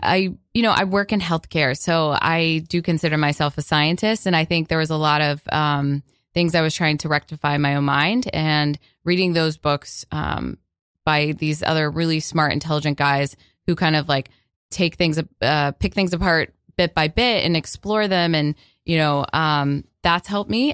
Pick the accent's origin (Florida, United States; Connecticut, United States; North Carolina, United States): Florida, United States; I grew up in Florida